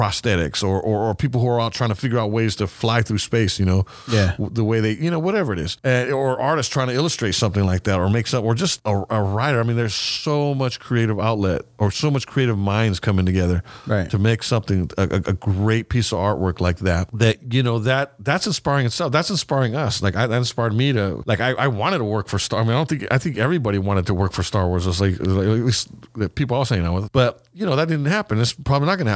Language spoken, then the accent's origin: English; California, United States; We're from California. I mean, I'm from Cali